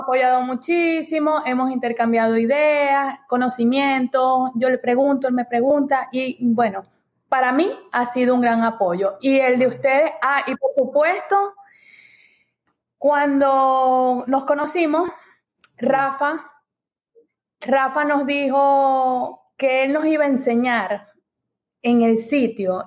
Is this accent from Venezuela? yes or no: yes; Venezuela; moved away as an adult; now in United States; nosotros somos de Venezuela, eh, llegamos aquí a los Estados Unidos en el 2018